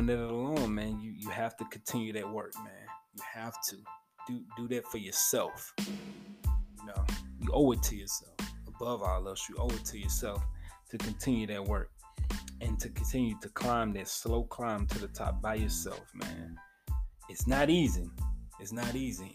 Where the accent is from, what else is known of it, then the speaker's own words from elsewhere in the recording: Memphis, Tennessee, United States; my hometown of Memphis, Tennessee